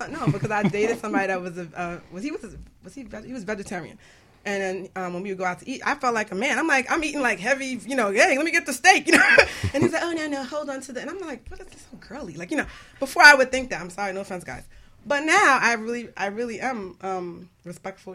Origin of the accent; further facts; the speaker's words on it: Jamaica; I'm, I'm Jamaican